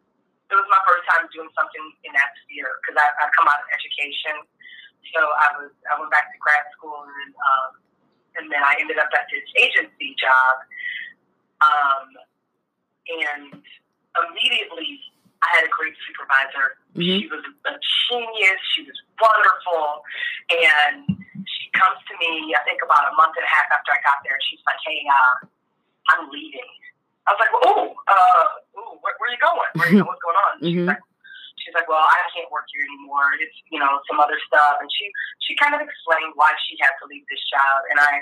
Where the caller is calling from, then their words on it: Euclid, Ohio, United States; I am in Euclid, Ohio, here in the middle of the heartland. So I'm in Ohio.